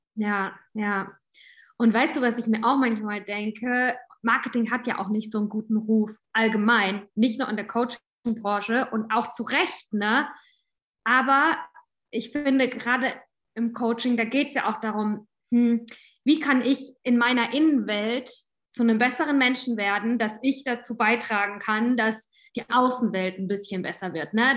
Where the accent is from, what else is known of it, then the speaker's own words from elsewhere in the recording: Southern Germany, Germany; Ich komme aus Süddeutschland